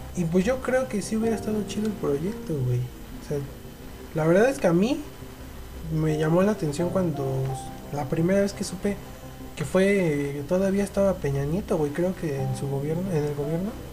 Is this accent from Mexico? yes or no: yes; Mexico; nosotros como, mexicanos